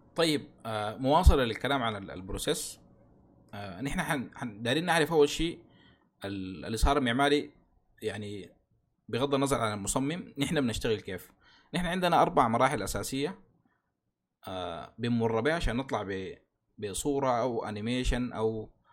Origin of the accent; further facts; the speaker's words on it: Sudan; عندنا في السودان